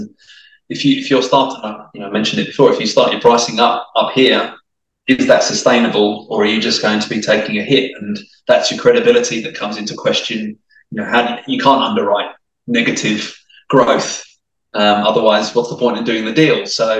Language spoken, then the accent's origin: English; Italy; accent: English/Australian; also born or lived in France / Australia; So my accent is probably a bit mixed now, actually. I would say I was very much English and you wouldn't tell that I was Italian, but I'm sure you've detected the odd twang of the Aussie that comes through